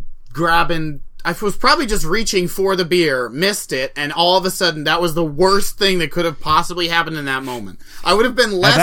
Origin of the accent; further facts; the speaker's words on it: Portland, Oregon, United States; moved away; I was from Portland